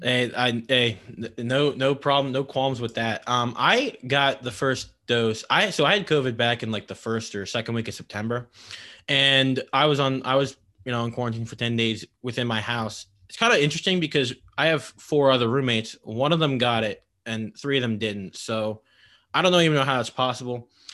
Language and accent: English; King of Prussia, Pennsylvania, United States; I'm from King of Prussia